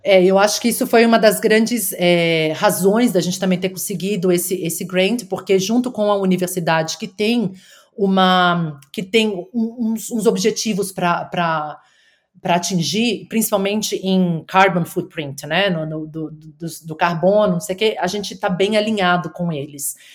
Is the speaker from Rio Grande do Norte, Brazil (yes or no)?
no; São Paulo, Brazil; moved away as an adult; also born or lived in United States; now in Wollongong, Australia; eu sou de São Paulo, nasci e cresci na cidade de São Paulo